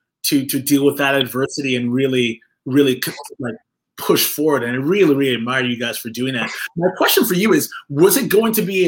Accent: England, United Kingdom; I was born in England with my older brother, my younger sister, my parents, who are Jamaican

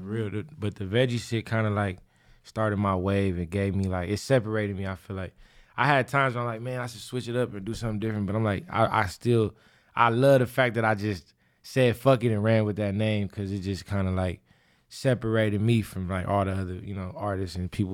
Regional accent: Inglewood, California, United States; I grew up in Inglewood, so I was able to walk home from school

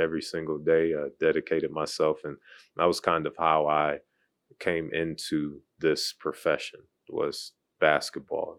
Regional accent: Cleveland, Ohio, United States; moved away as an adult; now in Charlotte, United States; originally from Cleveland, Ohio. So went to high school there, grew up there, played basketball there.

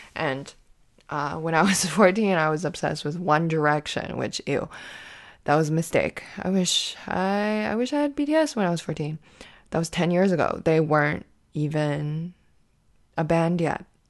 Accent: Canada; myself as a Canadian comedian

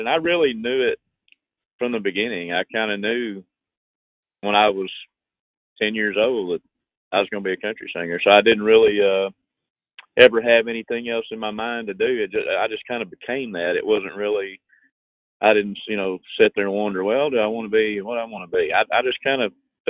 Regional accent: Shawnee, Oklahoma, United States; I had formed a band and started playing country music there in my hometown of Shawnee, Oklahoma

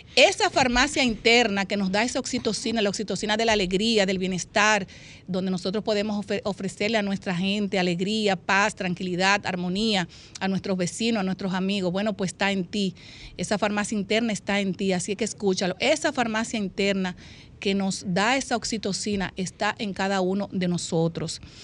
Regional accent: Dominican Republic; a mi pueblo dominicano

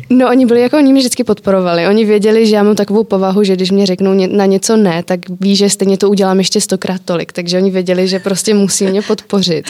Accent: Czechia

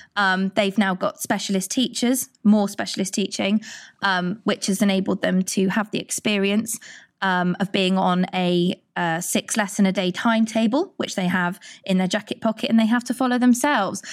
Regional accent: Churchdown, South West England, United Kingdom; I grew up in Churchdown, not far from here

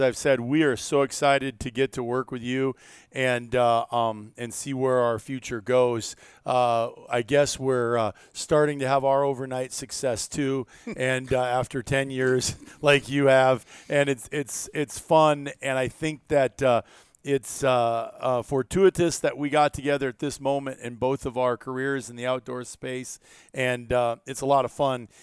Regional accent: Iowa, United States; growing up in Iowa

